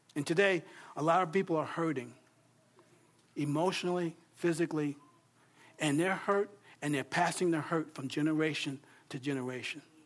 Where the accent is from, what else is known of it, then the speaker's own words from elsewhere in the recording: New York, United States; moved away; growing up in New York